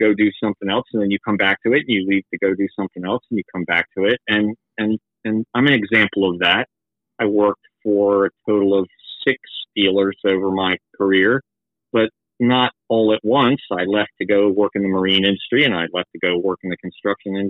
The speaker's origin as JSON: {"language": "English", "town": "Tupelo", "region": "Mississippi", "country": "United States", "tie": "born or raised there", "also_born_or_lived": "Fredericksburg, Virginia", "said": "I was born in Tupelo, Mississippi in 1970"}